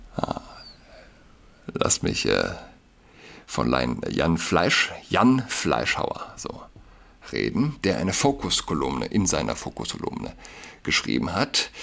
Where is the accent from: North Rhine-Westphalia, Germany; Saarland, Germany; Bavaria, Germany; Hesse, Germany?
Saarland, Germany; now in Berlin, Germany; Ich wohne in Berlin, aber vielleicht für mich als gebürtigen Saarländer habe ich noch mal einen engeren, äh, emotionaleren Bezug